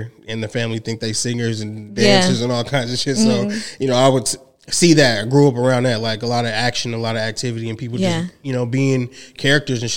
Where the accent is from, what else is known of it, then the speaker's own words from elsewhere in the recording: Inland Empire, California, United States; also born or lived in Los Angeles, California; I'm from the Inland Empire. Mm-hmm. I'm originally born in Los Angeles